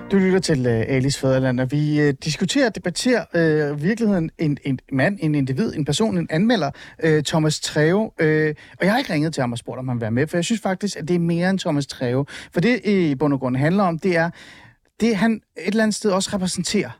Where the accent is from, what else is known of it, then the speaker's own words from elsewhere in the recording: North Zealand, Capital Region of Denmark, Denmark; jeg er vokset op i Nordsjælland